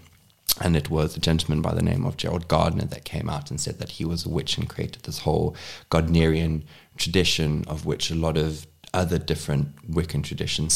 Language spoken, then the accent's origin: English; Cape Town, Western Cape, South Africa; my mom was the first one to actually move down to Cape Town, where I'm born and raised.